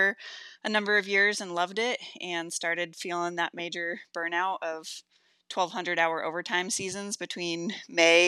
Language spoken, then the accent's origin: English; Chelan, Washington, United States; my hometown of Chelan in Washington